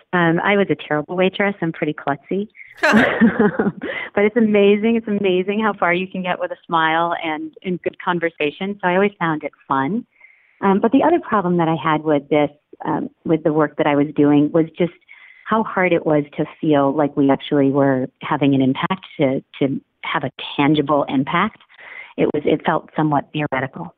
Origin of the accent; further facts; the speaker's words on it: Boston, Massachusetts, United States; I was from the Boston area, where Irish pride was just you know sort of in our blood.